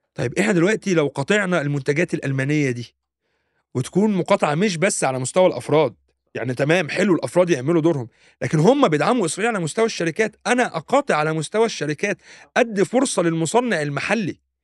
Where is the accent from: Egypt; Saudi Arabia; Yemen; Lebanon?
Egypt; now in Germany